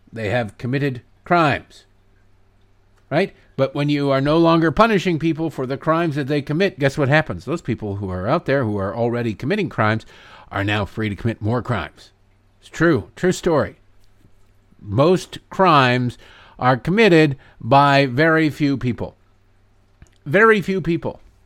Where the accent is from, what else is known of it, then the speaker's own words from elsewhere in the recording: Oakland, California, United States; I'm a black man born and raised in Oakland.